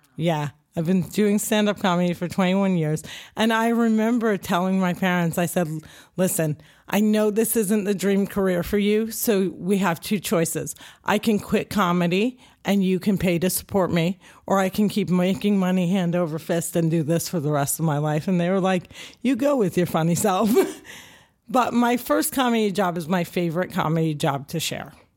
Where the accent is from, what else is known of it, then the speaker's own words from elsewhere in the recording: Cliffside Park, New Jersey, United States; I'm a Jersey girl. I'm born and raised in New Jersey